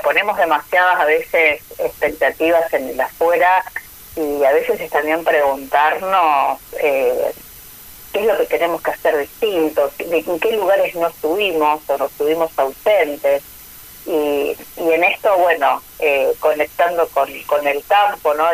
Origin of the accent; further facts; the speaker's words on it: Argentina; como argentinos